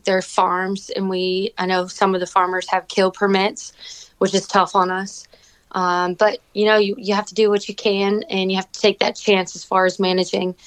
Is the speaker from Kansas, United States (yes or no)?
no; Fredericksburg, Virginia, United States; moved away as an adult; now in Franklin County, Virginia, United States; I was born and raised in Fredericksburg, Virginia